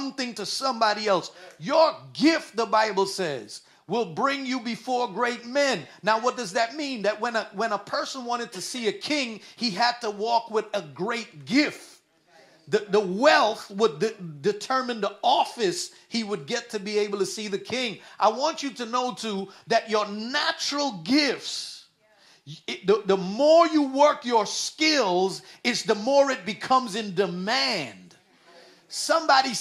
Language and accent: English; Guyana; also born or lived in New York City; now in United States; When we were young and I was growing up in Guyana